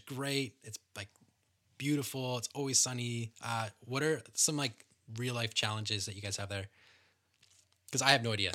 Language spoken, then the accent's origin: English; Canada; being Canadian